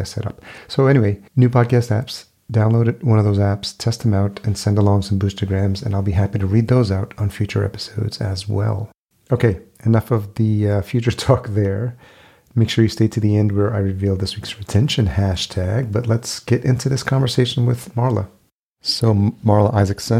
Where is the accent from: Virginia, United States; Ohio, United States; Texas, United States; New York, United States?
New York, United States; moved away as an adult; also born or lived in Los Angeles; now in Minneapolis, United States; I grew up in New York, but I did spend 4 years in LA prior to moving to Minneapolis